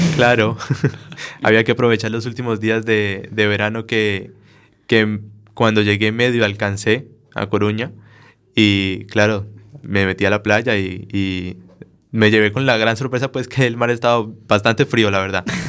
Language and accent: Spanish; Colombia; moved away as an adult; now in Spain; mi carrera técnica profesional que hice en Colombia